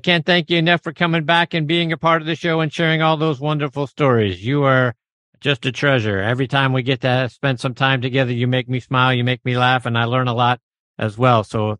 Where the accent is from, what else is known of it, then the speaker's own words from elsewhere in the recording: Pittsburgh, Pennsylvania, United States; up in my hometown of Pittsburgh.